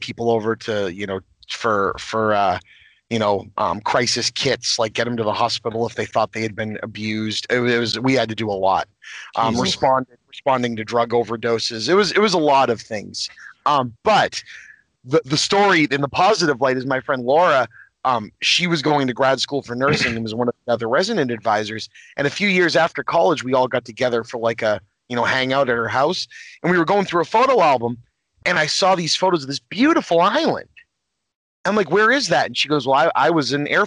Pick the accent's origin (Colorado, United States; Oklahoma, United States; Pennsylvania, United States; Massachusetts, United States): Massachusetts, United States; North Shore of; I'm from the North Shore of Massachusetts, which is about 20, 30 miles north of Boston